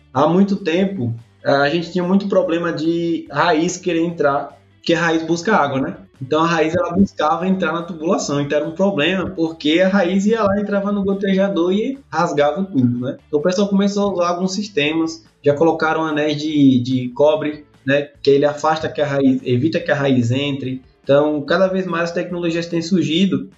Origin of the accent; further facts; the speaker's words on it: Pedrinhas, Sergipe, Brazil; moved away; also born or lived in Simão Dias, Sergipe / Bahia; Eu sou, sou natural da cidade de Pedrinhas, né? Eu nasci lá mesmo, Pedrinhas, região centro-sul do estado de Sergipe